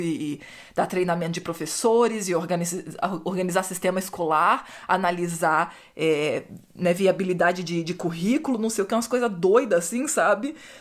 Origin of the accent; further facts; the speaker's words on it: Rio de Janeiro, Brazil; no Rio mesmo onde eu cresci